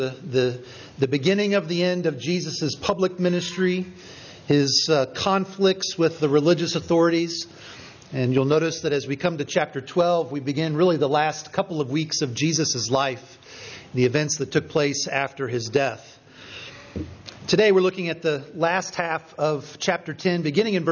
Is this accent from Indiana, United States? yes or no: yes; Richmond, Indiana, United States; moved away; my hometown, Richmond, Indiana